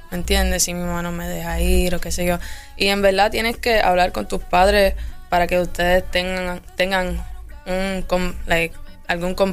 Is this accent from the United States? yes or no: yes; Miami, Florida, United States; born there; Yo nací en Miami.